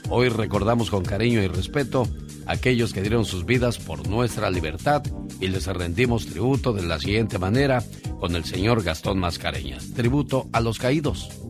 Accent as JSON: {"language": "Spanish", "town": "Zacapu", "region": "Michoacán", "country": "Mexico"}